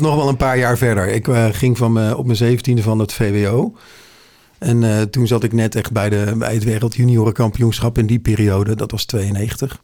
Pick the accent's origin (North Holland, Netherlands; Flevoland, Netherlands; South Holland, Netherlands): North Holland, Netherlands; Heerhugowaard; now in Alkmaar, Netherlands; Ik ben eh, geboren en getogen in Hirugewaard